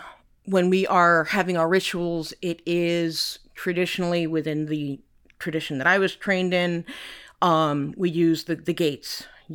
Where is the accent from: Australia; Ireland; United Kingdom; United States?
Ireland; I concentrated primarily on the Celtic pantheon because I'm Irish